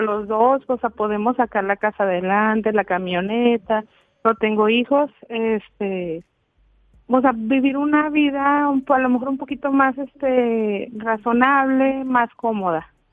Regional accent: Durango, Mexico; now in Chihuahua, Mexico; yo no soy de Chihuahua. Yo vivo en Chihuahua, yo soy de Durango.

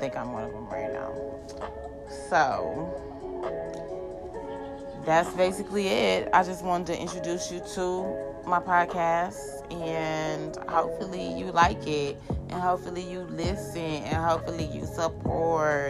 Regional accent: Cleveland, Ohio, United States; I do stay in Ohio, and I'm from Superior. I'm from 123rd of Superior

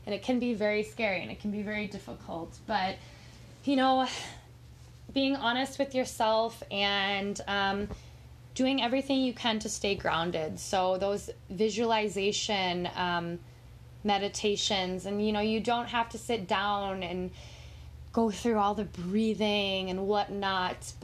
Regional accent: Minnesota, United States; I am from Minnesota

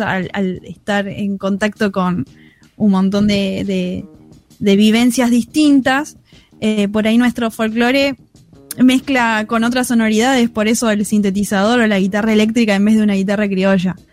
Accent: Buenos Aires, Argentina; nosotros somos de Buenos Aires

